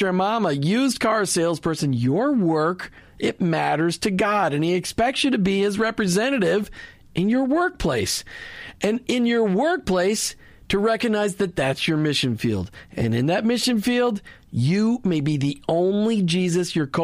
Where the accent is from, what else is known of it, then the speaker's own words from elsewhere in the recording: Burnsville, Minnesota, United States; I grew up in Burnsville, Minnesota.